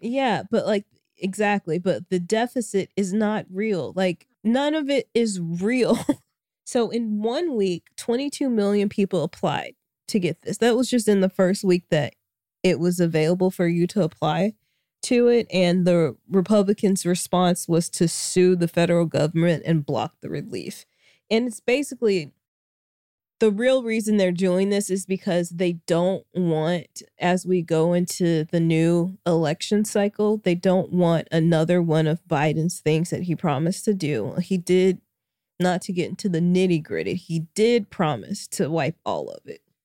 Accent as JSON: {"language": "English", "region": "Arkansas", "country": "United States", "tie": "born or raised there", "also_born_or_lived": "Kansas", "moved": "yes", "said": "Arkansas, my home state"}